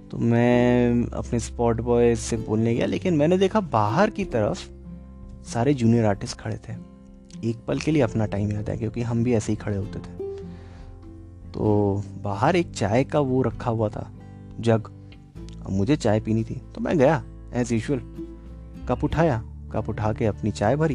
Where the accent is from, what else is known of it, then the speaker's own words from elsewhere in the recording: Kolkata, West Bengal, India; मैंने कहा मैं कैलकटा से हूँ